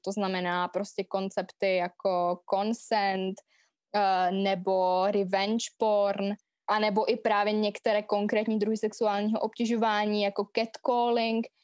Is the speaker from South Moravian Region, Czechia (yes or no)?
no; Vsetín, Zlín Region, Czechia; also born or lived in London; já jsem ze Vsetína